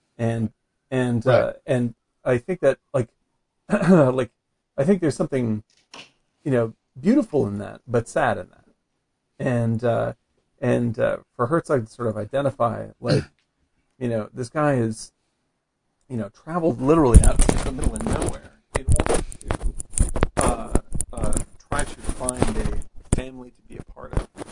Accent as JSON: {"language": "English", "area": "Cape Cod", "region": "Massachusetts", "country": "United States", "said": "I'm from Cape Cod"}